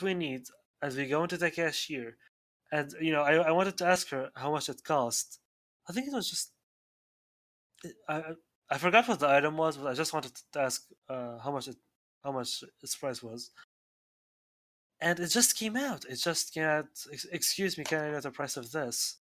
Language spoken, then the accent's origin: English; Syria; first language Arabic; English is a second language; now in United States; I am from Syria